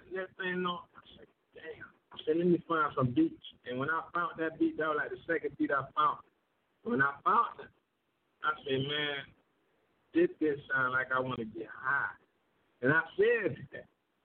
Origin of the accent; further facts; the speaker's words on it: Riviera Beach, Florida, United States; I was born and raised in Palm Beach County. In Florida